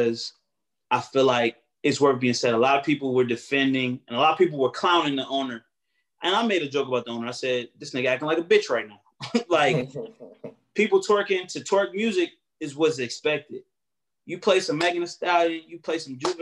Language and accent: English; Alexandria, Virginia, United States; I'm from Alexandria.